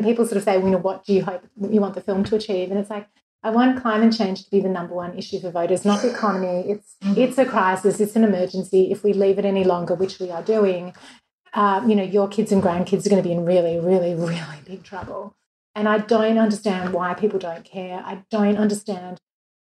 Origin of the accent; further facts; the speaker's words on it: Melbourne, Victoria, Australia; moved away as an adult; now in Los Angeles, United States; in Melbourne, my hometown where I'd lived for 34 years